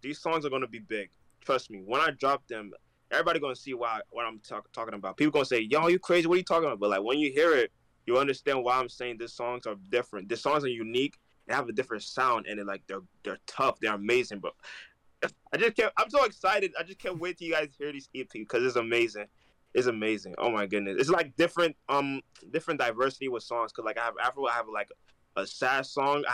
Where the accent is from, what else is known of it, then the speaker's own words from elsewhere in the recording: Newark, New Jersey, United States; also born or lived in Bronx, New York; I was born in Bronx, but I was raised in Newark